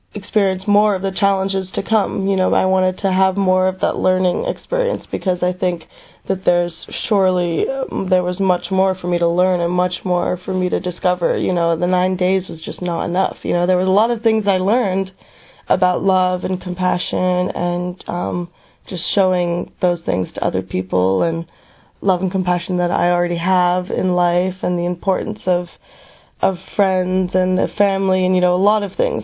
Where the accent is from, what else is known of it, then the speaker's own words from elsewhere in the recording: United States; I am 22 years old and I'm from the United States